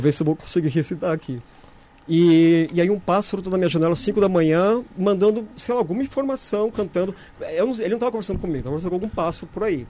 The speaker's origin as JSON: {"language": "Portuguese", "region": "São Paulo", "country": "Brazil", "tie": "born or raised there", "said": "eu nasci aqui do lado, né? Eu nasci na Bela Vista"}